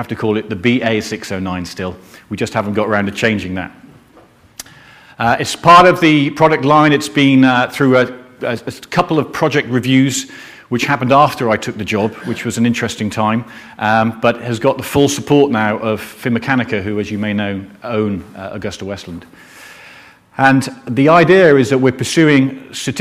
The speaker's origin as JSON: {"language": "English", "region": "Wales", "country": "United Kingdom", "said": "I am Welsh and not an Englishman"}